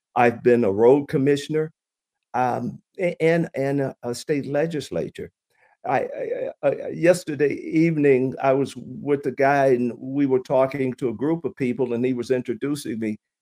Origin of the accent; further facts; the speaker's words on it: Chattanooga, Tennessee, United States; moved away as an adult; now in Michigan, United States; I'm originally from Chattanooga, Tennessee.